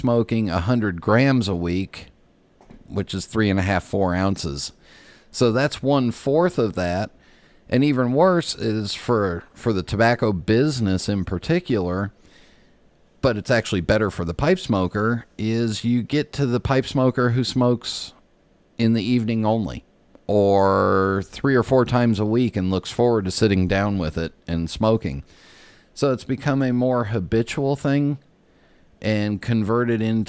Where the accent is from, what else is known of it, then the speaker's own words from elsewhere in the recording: West Coast, United States; I grew up on the West Coast